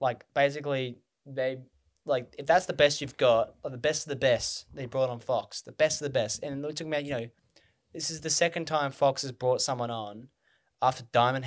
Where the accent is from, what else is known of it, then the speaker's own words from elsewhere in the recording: Australia; I'm from Australia.